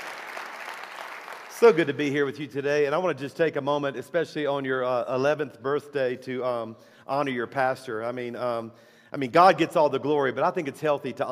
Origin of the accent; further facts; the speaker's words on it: South Louisiana, United States; now in Alabama, United States; our church is in Alabama, but I'm a Cajun from South Louisiana.